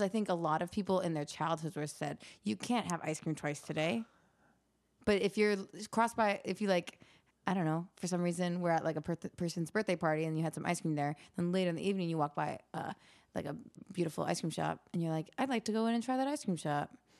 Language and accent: English; Canada; I grew up in Canada and we all do very many winter sports